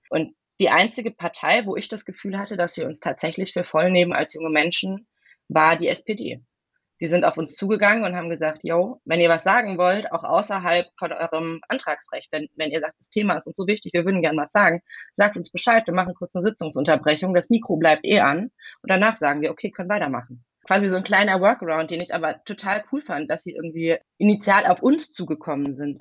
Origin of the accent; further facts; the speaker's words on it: Hesse, Germany; moved away as an adult; also born or lived in Heidelberg / Bavaria; now in Western Pomerania, Germany; ich bin in Heidelberg geboren, ich bin in Hessen aufgewachsen, ich habe in Bayern studiert